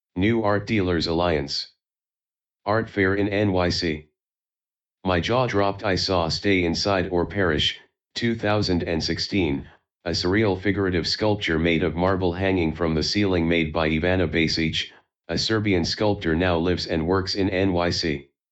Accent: Taiwan; moved away as an adult; also born or lived in New York City; I was born and raised in Taiwan. I moved to New York City to study fine art at the School of Visual Arts in 2011

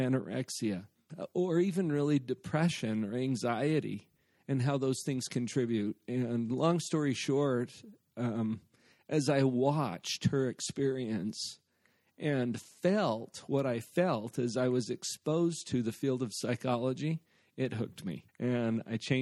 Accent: Heber, Utah, United States; I grew up in Heber.

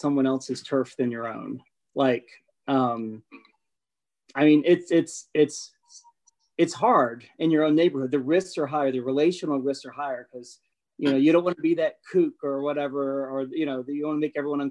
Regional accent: a small town in Tennessee, United States; moved away as an adult; also born or lived in North Carolina; my hometown

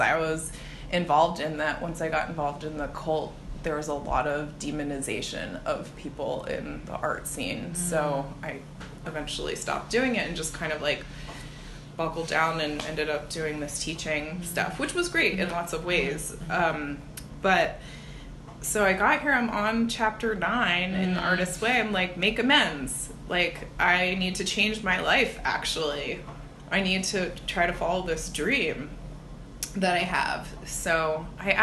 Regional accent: New Jersey, United States; also born or lived in Olympia, Washington; now in Bay Area, United States; where I grew up in South Jersey

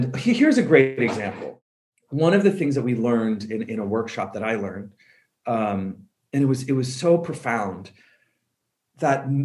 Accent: Colorado, United States; I'm from Colorado

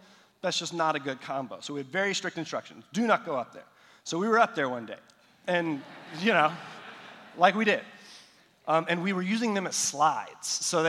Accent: Nepal; So I've mentioned before that I grew up in South Asia. And so in Nepal, all the houses, they have flat roofs, concrete buildings, and all that.

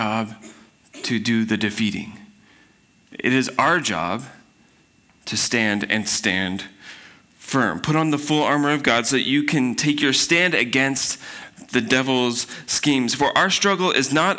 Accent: Spokane, Washington, United States; I grew up in Spokane

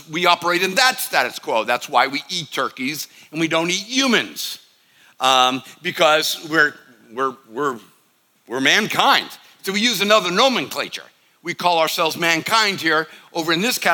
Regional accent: the North, United States; I'm from the North

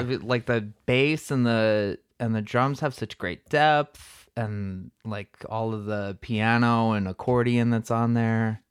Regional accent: Crystal Lake, Illinois, United States; I'm actually from Crystal Lake

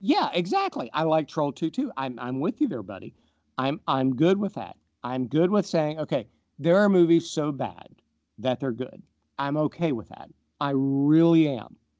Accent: Appalachia, United States; growing up in Appalachia, um, in the eighties and nineties when we didn't lock our doors.

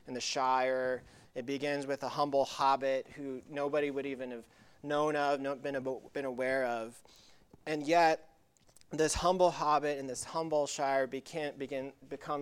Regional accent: Tuckasegee, North Carolina, United States; where I grew up in high school in North Carolina. It's called Tuckasegee

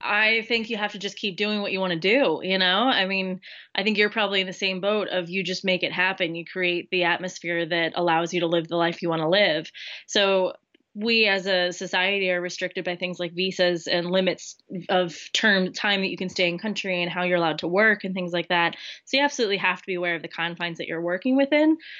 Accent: Lancaster, Pennsylvania, United States; moved away as an adult; now in Wales, United Kingdom; I'm originally from Lancaster, Pennsylvania. Um, grew up there

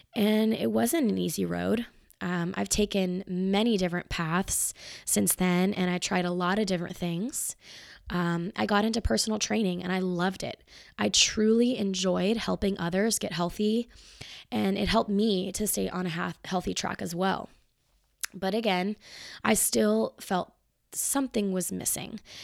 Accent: Marietta, Georgia, United States; now in Atlanta, United States; I was born in Marietta, which is not far from where I live now, Marietta, Georgia

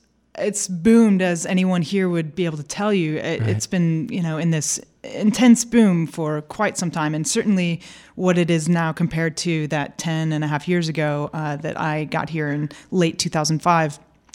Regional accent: St. Louis, Missouri, United States; moved away as an adult; also born or lived in California / Portugal; now in Austin, United States; I am from St. Louis and there worked for a microbrewery

